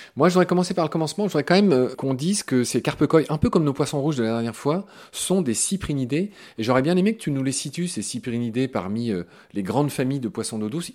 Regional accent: France; chez nous en France

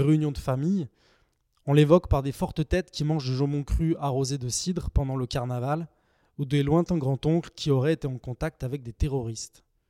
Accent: Saint-Étienne, Auvergne-Rhône-Alpes, France; Je suis né et je vis à Saint-Étienne

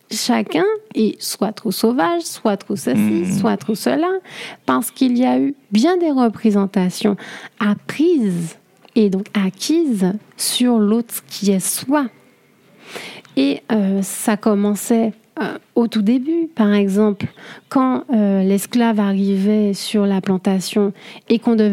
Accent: Martinique; je suis martiniquaise

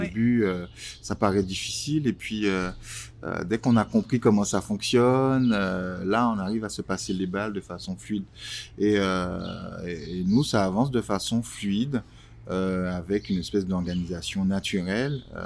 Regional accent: Martinique; moved away as an adult; now in Paris, France; Je suis né en Martinique il y a quelques années. J'ai rejoint Paris en 2000, non, en 99

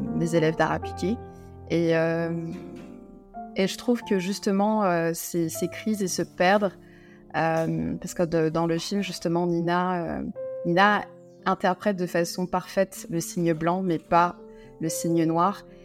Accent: Guadeloupe; moved away as an adult; also born or lived in France; quand j'ai dû quitter la Guadeloupe, mon île natale, pour aller faire mes études en France

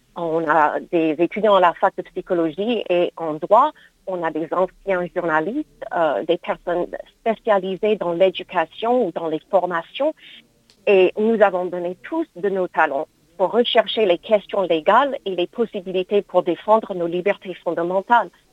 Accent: United States; now in France; mon pays d'origine, les États-Unis

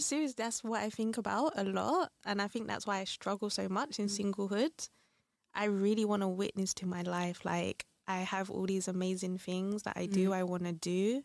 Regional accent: London, United Kingdom; moved away as an adult; now in Brussels, Belgium; I'm from London now, been in Brussels for four years

